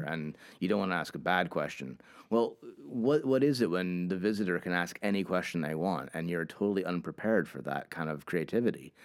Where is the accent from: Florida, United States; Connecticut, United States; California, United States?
Connecticut, United States; Hartford; also born or lived in Cambridge, United Kingdom; I ended up moving back home. I am from Hartford, Connecticut